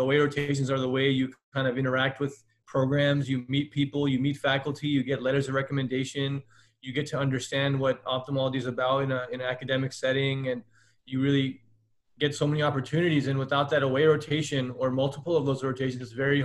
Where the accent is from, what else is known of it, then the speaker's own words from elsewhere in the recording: Inland Empire, California, United States; also born or lived in Santa Ana, California; I was born in Orange County in a city called Santa Ana. And then I was raised in Inland Empire